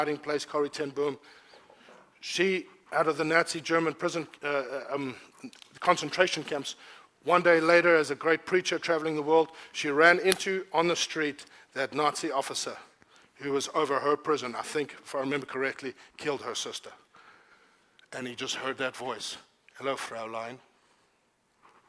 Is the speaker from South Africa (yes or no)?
yes; South Africa; I don't say must as a South African